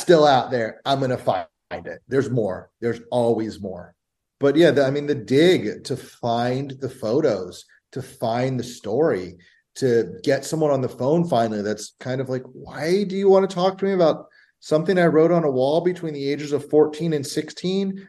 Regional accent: Bethesda, Maryland, United States; I grew up in Bethesda, Maryland, right outside of DC in the early 90s.

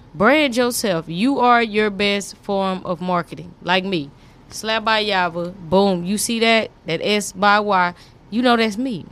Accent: Fort Worth, Texas, United States; I'm from Fort Worth, Eastwood

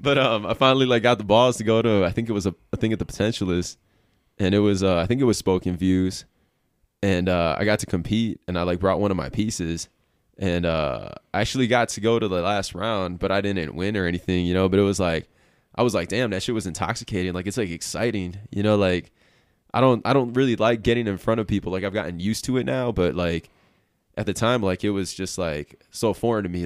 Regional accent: Milwaukee, Wisconsin, United States; moved away as an adult; now in Reno, United States; I was, like, born and raised in Milwaukee, Wisconsin

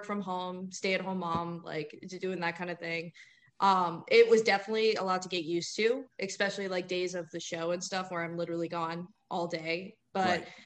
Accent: Vero Beach, Florida, United States; I was born in Vero Beach, Florida

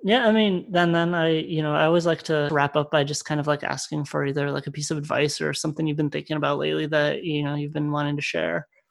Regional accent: Connecticut, United States; I'm from Connecticut

